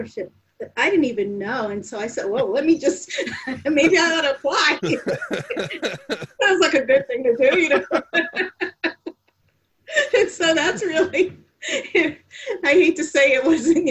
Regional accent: New Haven, Connecticut, United States; also born or lived in University of Maryland; New Haven, Connecticut, down the street. Or Westville, next door to West Rock

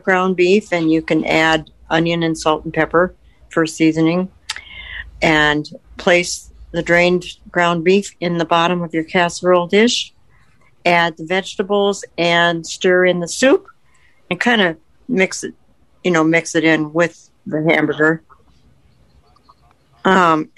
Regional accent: Sioux Falls, South Dakota, United States; I'm from Sioux Falls, South Dakota

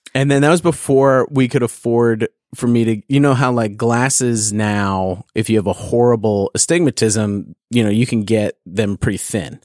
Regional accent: California, United States; growing up in California

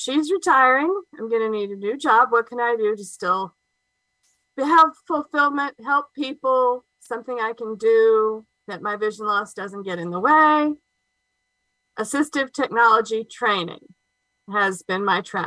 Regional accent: Covington, Georgia, United States; also born or lived in Mississippi / Louisiana; I am from Covington, Georgia. I've lived here most of my life. I was born here

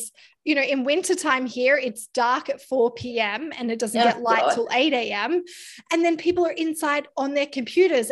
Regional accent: near Byron Bay, New South Wales, Australia; moved away; I grew up near Byron Bay in Australia

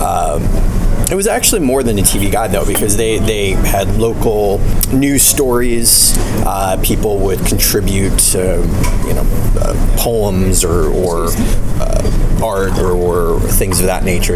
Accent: New Jersey, United States; also born or lived in Canada; I, I, grew up in the states. Um, I mean, I am Canadian, but I, I, grew up mainly in the states and New Jersey, to be specific

